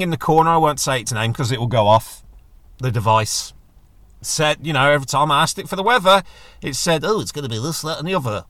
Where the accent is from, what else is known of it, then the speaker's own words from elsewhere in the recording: United Kingdom; I'm British